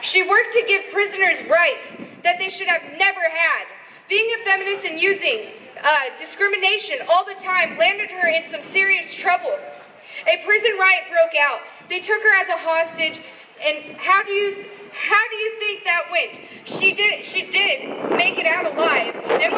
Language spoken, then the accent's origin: English; Berkeley, California, United States; The thing is, I escaped that mindset. I'm from Berkeley.